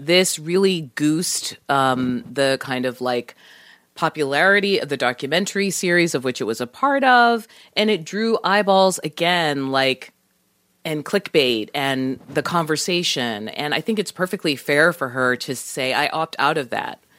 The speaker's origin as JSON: {"language": "English", "town": "Boston", "region": "Massachusetts", "country": "United States", "said": "I'm from Boston"}